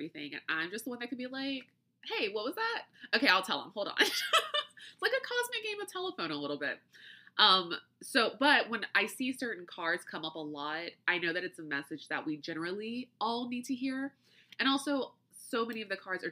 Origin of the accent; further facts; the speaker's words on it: United States; accent: flat American; my flat American accent